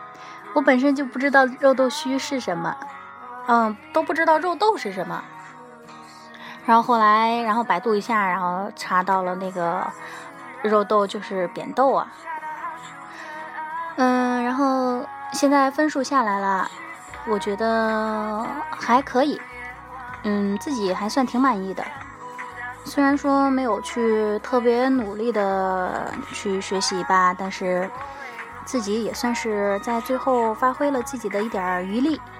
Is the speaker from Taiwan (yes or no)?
no; Shandong, China; now in Tianjin, China; 我是山东人，但是生活在天津。然后今年考试考的是山东试卷。